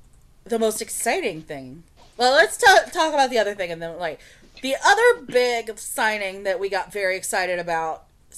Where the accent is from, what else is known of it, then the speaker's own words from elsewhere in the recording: United States; glad we're American.